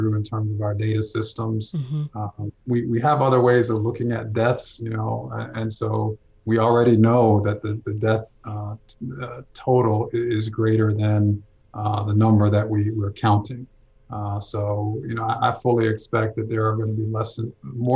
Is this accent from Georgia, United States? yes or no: yes; Atlanta, Georgia, United States; I'm a native, you know, I've grown up in Atlanta